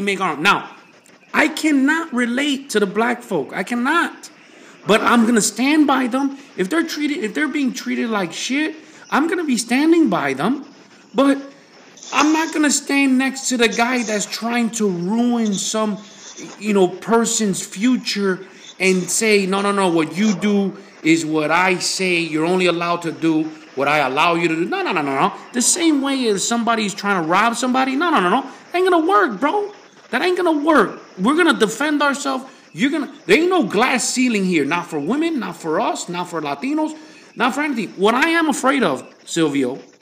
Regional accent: United States; I'm American

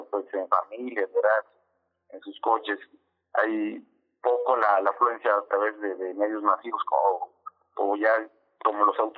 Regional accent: Acapulco, Guerrero, Mexico; yo nací en Acapulco Sí, soy, soy acapulqueño de nacimiento.

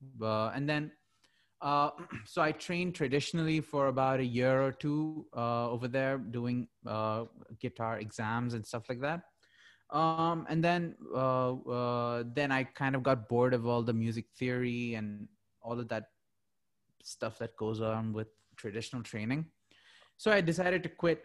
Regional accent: Muscat, Oman; now in Dubai, United Arab Emirates; I was born and brought up in Muscat, Oman.

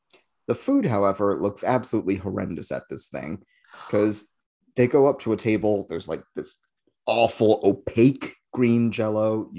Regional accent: United Kingdom; we're British and we eat terrible things.

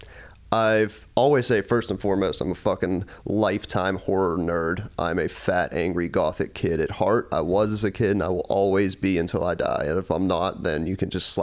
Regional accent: Pittsburgh, Pennsylvania, United States; my upbringing, you know, we're from Pittsburgh

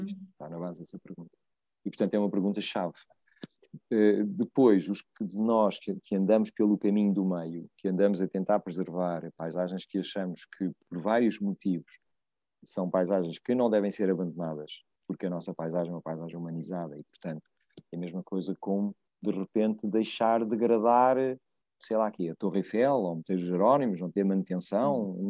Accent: Évora, Alentejo, Portugal; moved away; quando eu era miúdo lá em Évora, miúdo não, era um jovem em Évora

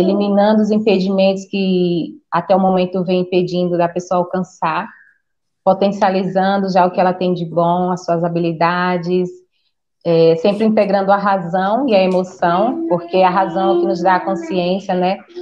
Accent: Sergipe, Brazil; now in Campinas, Brazil; eu sou nordestina, né, sou de Sergipe, só que atualmente moro em Campinas

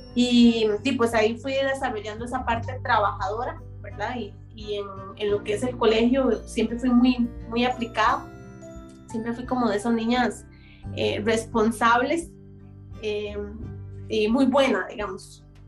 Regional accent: San Isidro de Heredia, Heredia, Costa Rica; Soy, eh, para los que conocen Costa Rica, eh, de la provincia de Heredia, específicamente en San Isidro de Heredia.

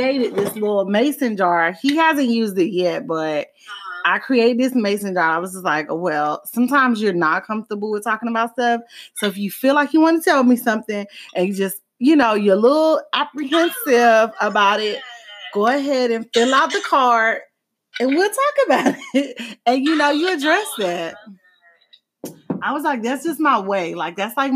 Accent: Miami, Florida, United States; growing up in Miami

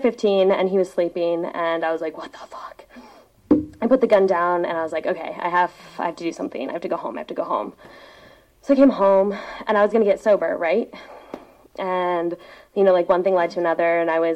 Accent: Seattle, Washington, United States; I grew up on Queen Anne. I'm a Seattle kid

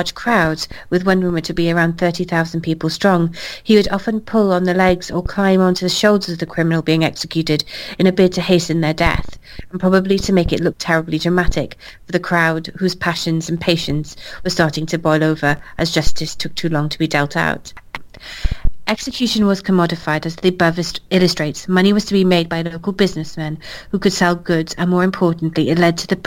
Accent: Swansea, Wales, United Kingdom; my hometown of Swansea

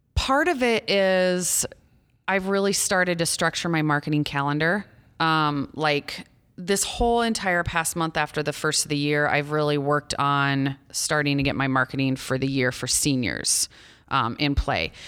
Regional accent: Ida Grove, Iowa, United States; also born or lived in Storm Lake, Iowa; I grew up in Ida Grove. a small town of about two thousand people.

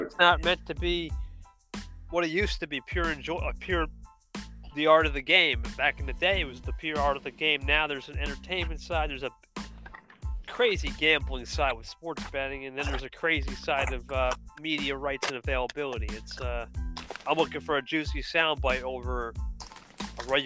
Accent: Jersey Shore, New Jersey, United States

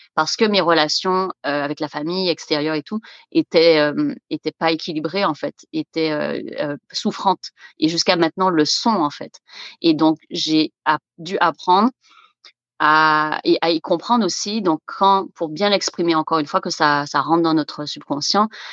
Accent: Guadeloupe; moved away as an adult; now in Canada; moi, je viens de la Guadeloupe, des Antilles

